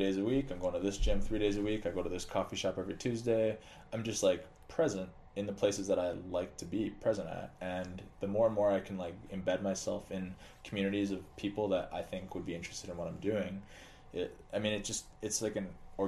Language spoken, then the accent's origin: English; Alberta, Canada; now in Twin Cities, United States; I'm from Alberta, Canada, so we moved here and we didn't know anybody